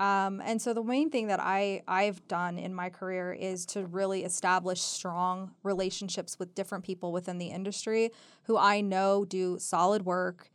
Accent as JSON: {"language": "English", "region": "Southern California", "country": "United States", "moved": "as an adult", "lives_now": "Reno, United States", "said": "I'm from Southern California originally"}